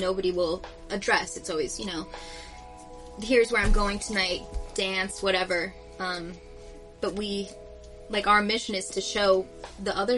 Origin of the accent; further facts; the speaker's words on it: Jersey City, New Jersey, United States; I'm born and raised here